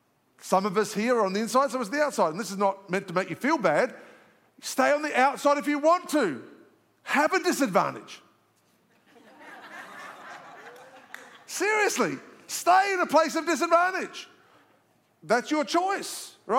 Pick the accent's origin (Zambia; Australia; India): Australia; moved away as an adult; now in Alpharetta, United States; I'm an Aussie, so I just speak it straight